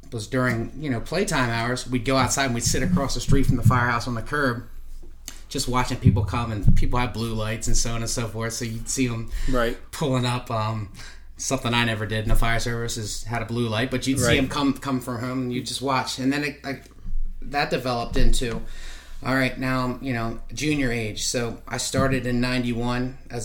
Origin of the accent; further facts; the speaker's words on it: Lancaster, Pennsylvania, United States; I grew up in Lancaster, Pennsylvania.